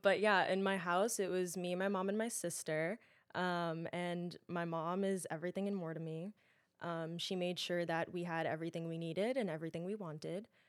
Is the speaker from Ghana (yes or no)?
no; New York City, New York, United States; I'm born and raised in Queens, lived there